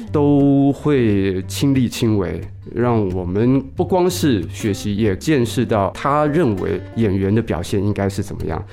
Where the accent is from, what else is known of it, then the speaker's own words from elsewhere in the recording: Taipei, Taiwan; 经过南门国中，那是我，我自己的国中啊